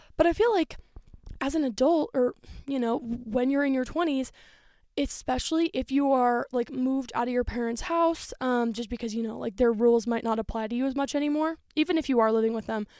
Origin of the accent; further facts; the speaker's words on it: Denver, Colorado, United States; moved away as an adult; I was born in Denver, so I'm very close, like, the place that I was raised for the first three years of my life